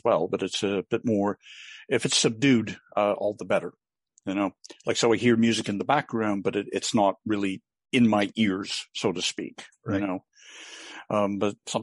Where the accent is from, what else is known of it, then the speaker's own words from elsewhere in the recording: Vancouver, British Columbia, Canada; moved away as an adult; now in Montreal, Canada; I was born and raised in the Greater Vancouver area, and I've lived in Montreal